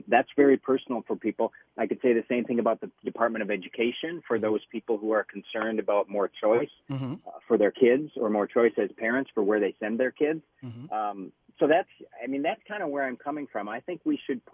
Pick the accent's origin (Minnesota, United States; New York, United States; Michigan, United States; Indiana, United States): Minnesota, United States; Detroit Lakes; moved away; I'm actually up in Detroit Lakes. We have been campaigning today, and this is my hometown